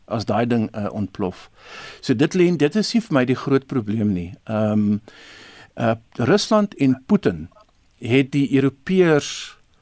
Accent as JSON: {"language": "Afrikaans", "country": "South Africa", "said": "ons as Afrikaners of Suid-Afrikaners"}